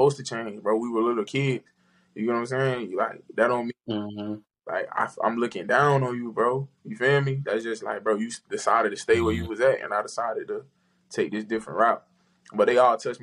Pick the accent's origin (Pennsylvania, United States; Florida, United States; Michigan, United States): Florida, United States; I'm from Florida